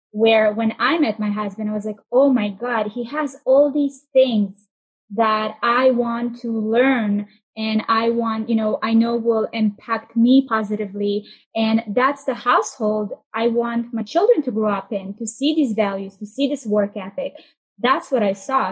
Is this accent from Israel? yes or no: yes; Israel; moved away; also born or lived in Russia; I grew up in Israel. We moved uh, to Tel Aviv and we just started moving around every year.